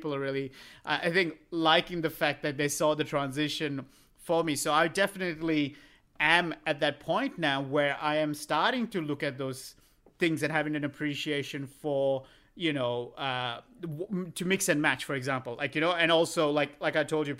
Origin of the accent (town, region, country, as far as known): Australia